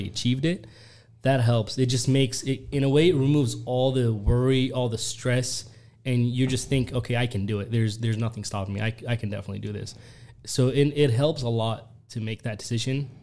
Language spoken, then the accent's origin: English; Yemen; now in United States; I was born in Yemen, and then... you know, I had a great time living there